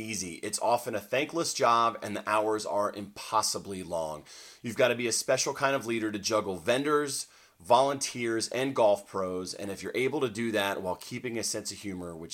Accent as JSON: {"language": "English", "town": "Southern Pines", "region": "North Carolina", "country": "United States", "tie": "born or raised there", "said": "my hometown of Southern Pines, North Carolina"}